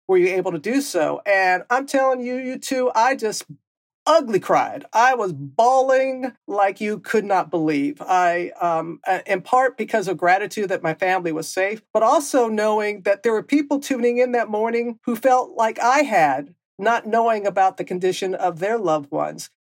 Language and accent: English; Mississippi Gulf Coast, United States; moved away; growing up on the Gulf Coast